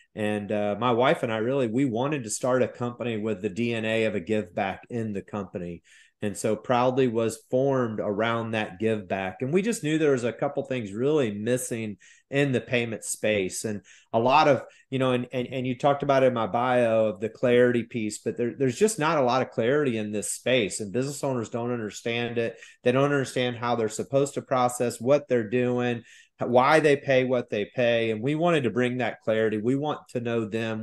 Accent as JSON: {"language": "English", "region": "Midwest", "country": "United States", "tie": "born or raised there", "moved": "yes", "lives_now": "South Carolina, United States", "said": "I grew up in the Midwest"}